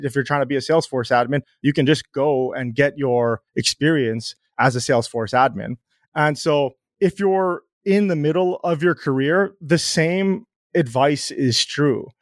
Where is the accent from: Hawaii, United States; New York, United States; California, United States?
Hawaii, United States; I grew up in Hawaii